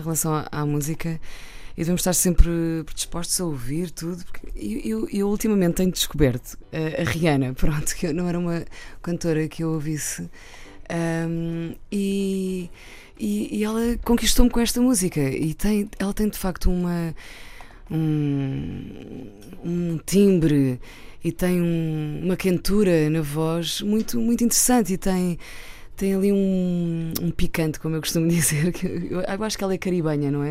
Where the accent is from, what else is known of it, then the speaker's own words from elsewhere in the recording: Santarém District, Portugal; also born or lived in Santarém, Portugal; eu nasci em Santarém, pronto, sou de Cruz, mas fui nascer a Santarém porque não, tinha, não havia maternidade na altura.